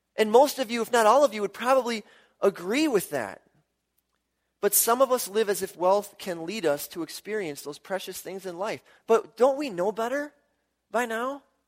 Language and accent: English; Milwaukee, Wisconsin, United States; I grew up in Milwaukee